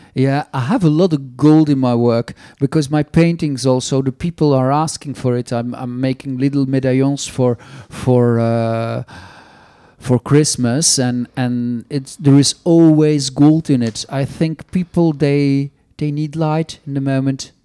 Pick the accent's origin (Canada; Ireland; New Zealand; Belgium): Belgium; Flanders; first language Flemish; English is a second language; now in France; in Flemish, my mother tongue